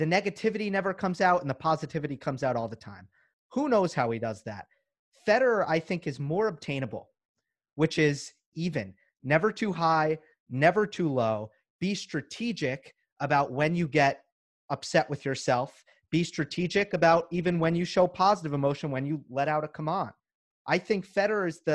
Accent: Northeast, United States; growing up in the Northeast

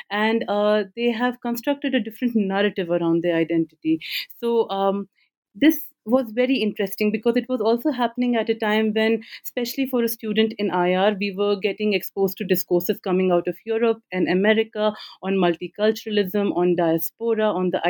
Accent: India; also born or lived in Hyderabad; I, I was born in Hyderabad, but I grew up all over India um, because uh, my father was in a government job.

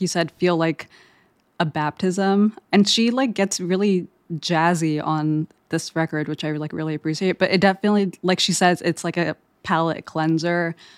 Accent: Eritrea; growing up in Eritrea, which is in East Africa right next to Ethiopia

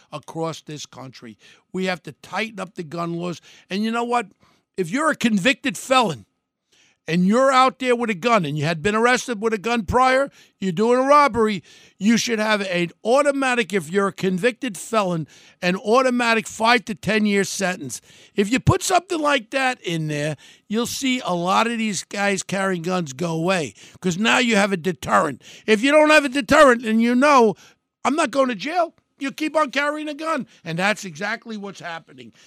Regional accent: United States; We're an American

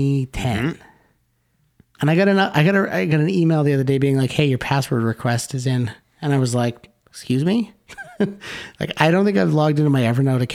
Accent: Canada; we're Canadian.

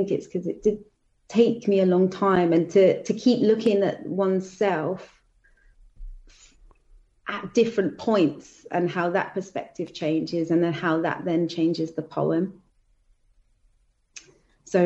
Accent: London, United Kingdom; I'm from Southeast London. That's just not the way that I speak

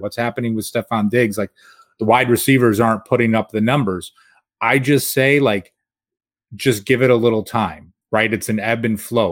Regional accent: Rochester, New York, United States; I'm from Rochester and a Bills fan

